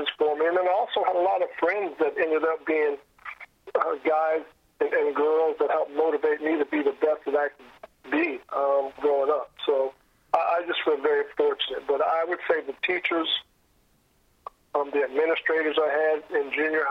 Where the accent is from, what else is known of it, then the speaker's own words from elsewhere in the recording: North Carolina, United States; growing up in North Carolina at the time